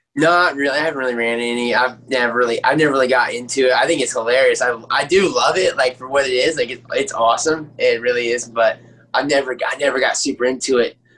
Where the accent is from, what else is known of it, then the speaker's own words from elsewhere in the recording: Aiken, South Carolina, United States; born and raised in Aiken, South Carolina